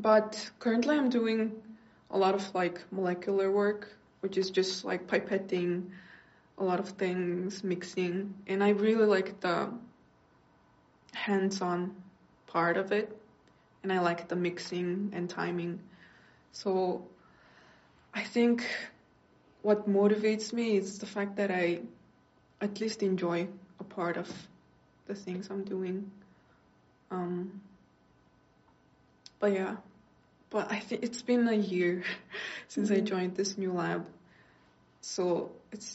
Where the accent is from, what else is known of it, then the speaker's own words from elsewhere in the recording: Mongolia; moved away; I went back to my home country, Mongolia, a month ago now